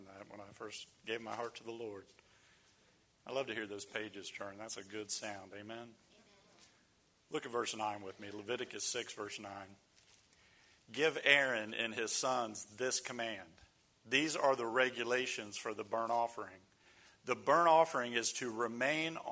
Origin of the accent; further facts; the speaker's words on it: Ohio, United States; moved away as an adult; also born or lived in the South; I grew up in Ohio, and it got very cold, really cold